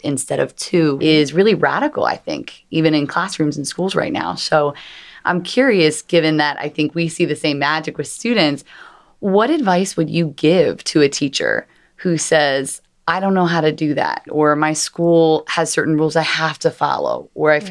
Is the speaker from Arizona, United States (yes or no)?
no; Philadelphia, Pennsylvania, United States; I'm from Philadelphia